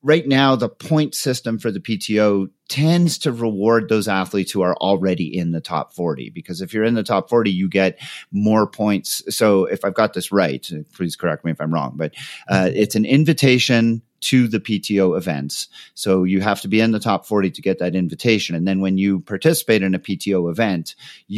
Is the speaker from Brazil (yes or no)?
no; Canada; moved away; being originally Canadian